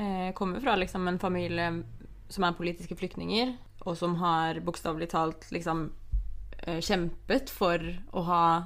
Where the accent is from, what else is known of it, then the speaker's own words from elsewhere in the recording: Oslo, Norway; moved away as an adult; also born or lived in London; da jeg flytta til London, så var jeg jo hjemme i Oslo nesten hver helg